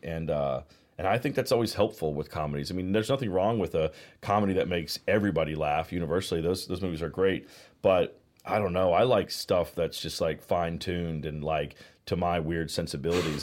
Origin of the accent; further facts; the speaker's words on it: Virginia, United States; moved away as an adult; also born or lived in Georgia / Los Angeles; now in Charleston, United States; I'm from the South. I grew up in Virginia. I was born in Georgia